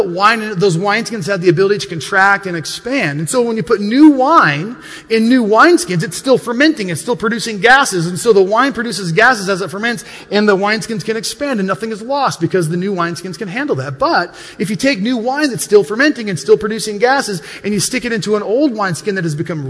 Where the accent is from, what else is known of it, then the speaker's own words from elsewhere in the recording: Montana, United States; when I grew up in Montana, we weren't the most wealthy of families